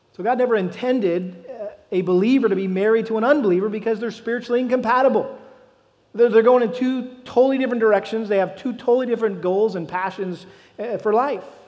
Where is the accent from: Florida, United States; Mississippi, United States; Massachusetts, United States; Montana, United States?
Massachusetts, United States; I grew up in Massachusetts.